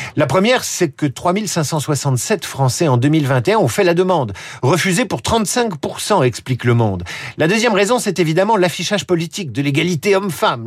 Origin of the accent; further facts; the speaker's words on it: France; Chez nous, en France